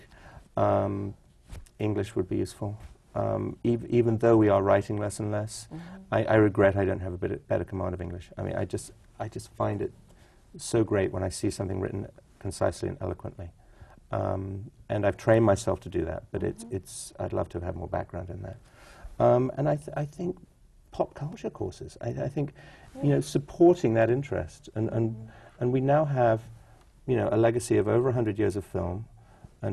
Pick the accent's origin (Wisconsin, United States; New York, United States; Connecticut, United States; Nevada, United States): New York, United States; also born or lived in California; I was taken to a lot of theater growing up in New York